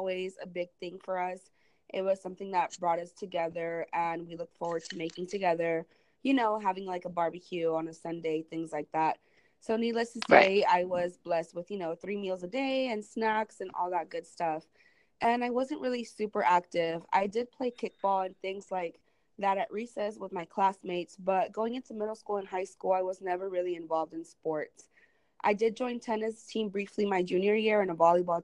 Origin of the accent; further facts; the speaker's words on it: Raymondville, Texas, United States; also born or lived in San Marcos, Texas; my hometown, Raymondville, Texas, which is down in the Rio Grande Valley at the southernmost tip of Texas